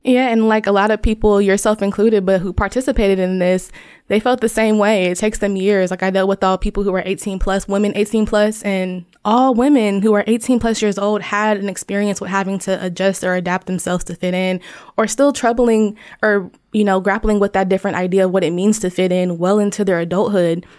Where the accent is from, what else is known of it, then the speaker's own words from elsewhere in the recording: Dayton, Ohio, United States; I am from Dayton, Ohio